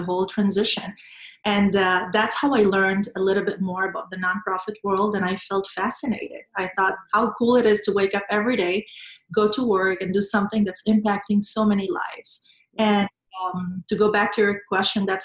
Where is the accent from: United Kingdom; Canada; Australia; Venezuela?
Venezuela; moved away as an adult; I was born and raised in Venezuela